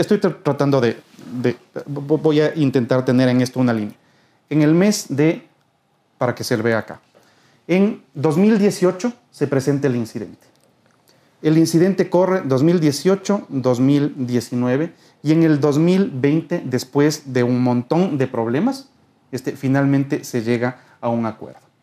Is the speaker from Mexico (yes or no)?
no; Quito, Pichincha, Ecuador; somos quiteños